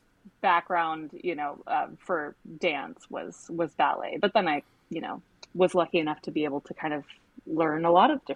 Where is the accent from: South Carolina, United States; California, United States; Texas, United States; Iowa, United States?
Texas, United States; Dallas; moved away as an adult; also born or lived in Cincinnati, Ohio; now in New York City, United States; I'm originally from Dallas, Texas